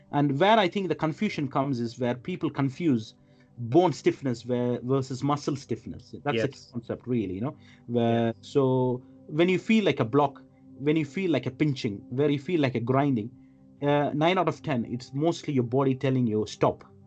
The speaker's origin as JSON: {"language": "English", "country": "India", "tie": "born or raised there", "also_born_or_lived": "Middle East", "moved": "as an adult", "lives_now": "London, United Kingdom", "said": "I grew up in India"}